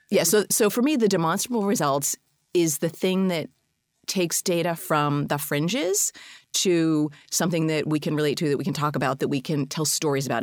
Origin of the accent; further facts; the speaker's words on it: Boston, Massachusetts, United States; I'm a Bostonian